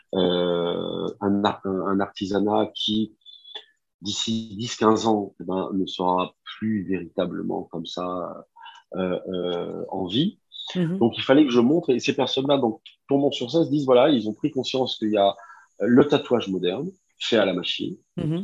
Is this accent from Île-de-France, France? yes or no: no; Nice, Provence-Alpes-Côte d'Azur, France; moved away as an adult; also born or lived in Japan; je suis, je suis né à Nice.